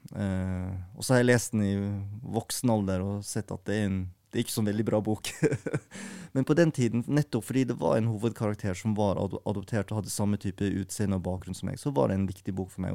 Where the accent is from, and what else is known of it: Norway; born or raised there; also born or lived in South Korea